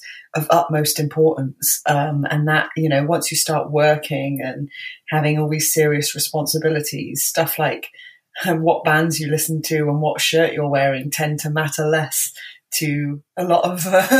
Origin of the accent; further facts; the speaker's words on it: Bristol, South West England, United Kingdom; I was born and raised in Bristol. I don't have the accent. so yeah